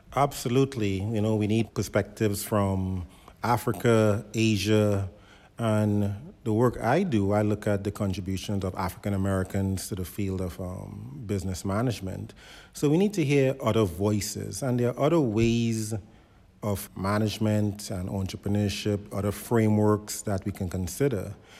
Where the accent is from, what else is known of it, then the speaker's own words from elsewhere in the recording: Trinidad & Tobago; now in United States; as a child growing up in Trinidad